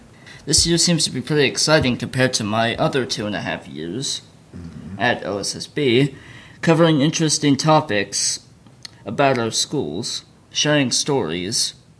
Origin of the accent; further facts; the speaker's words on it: Southern California, United States; moved away; I'm from Southern California.